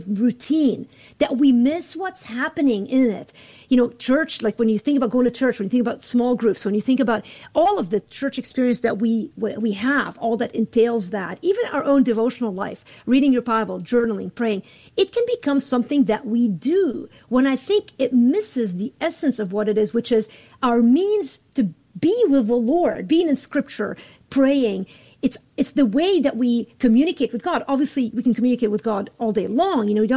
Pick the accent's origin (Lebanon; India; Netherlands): Lebanon; now in Chicago, United States; I live in Chicago. I'm from Lebanon.